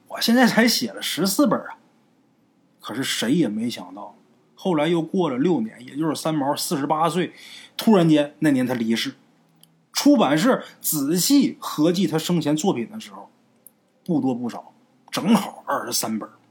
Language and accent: Chinese; Northeast China, China; 我们家虽是东北的，可是我们的当地的啊，得有百分之八十的人都是打山东、崇文东来的